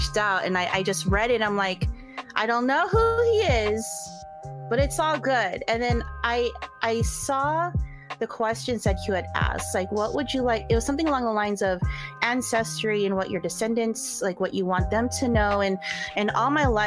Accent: Bay Area, California, United States; I'm just a Bay Area native who wants to stay in this area

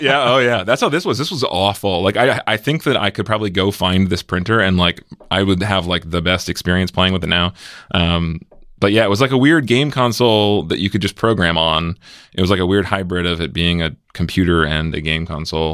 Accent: Severna Park, Maryland, United States; moved away as an adult; now in Bay Area, United States; I grew up in Maryland

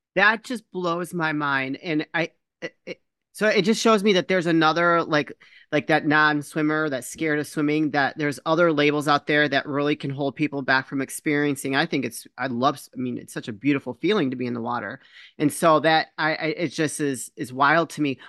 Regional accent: Chicago, Illinois, United States; also born or lived in Michigan; I was born here in the Chicago area. We moved to Michigan for a short period

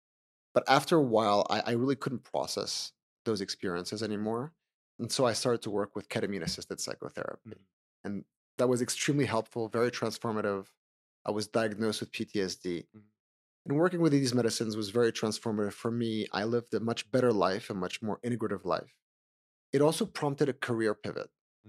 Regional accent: Switzerland; moved away as an adult; now in New York, United States; So I'm Swiss originally. I grew up in Switzerland and I spent the first 20 years of my career working in finance. I built two companies from the ground up. And during that time, I also moved to New York.

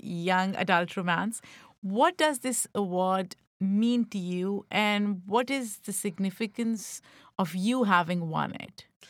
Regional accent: Pakistan; I grew up in Pakistan

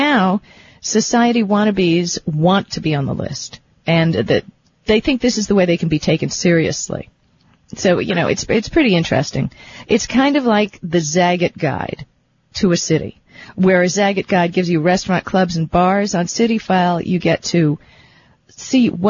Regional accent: New York, United States; I was born in New York

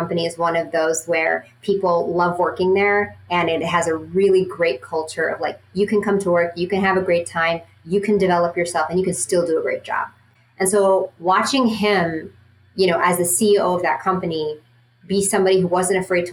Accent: Dubai, United Arab Emirates; moved away; growing up in Dubai

